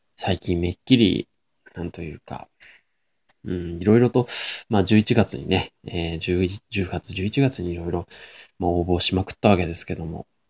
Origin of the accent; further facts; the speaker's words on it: Nagoya, Aichi, Japan; 名古屋人として立派に味噌を活用している